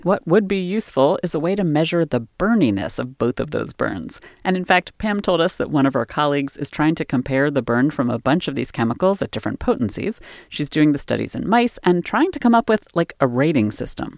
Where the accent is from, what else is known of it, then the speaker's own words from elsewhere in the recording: Maryland, United States; moved away as an adult; also born or lived in Boston; I grew up in Maryland and then moved to Boston a little after college